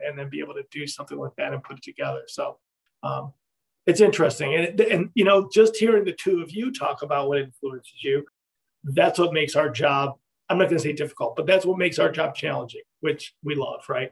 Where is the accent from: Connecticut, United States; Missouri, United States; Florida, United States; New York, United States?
New York, United States; Ithaca; moved away; I grew up in Ithaca, New York